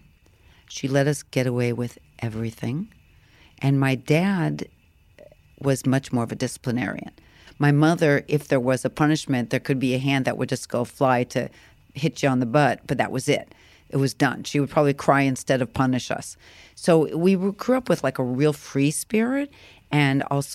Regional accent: Phoenix, Arizona, United States; I grew up in Phoenix, Arizona

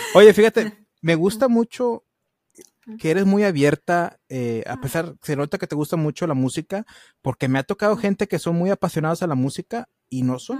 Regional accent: United States; soy gringo y pocho

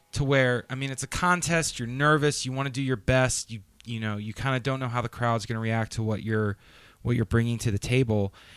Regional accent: Raleigh, North Carolina, United States; I'm from Raleigh

